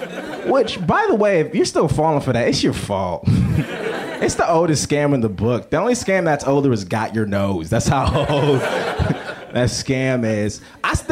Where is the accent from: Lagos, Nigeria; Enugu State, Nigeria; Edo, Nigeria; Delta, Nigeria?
Lagos, Nigeria; It's like, nah, I grew up in Lagos. It's like a city.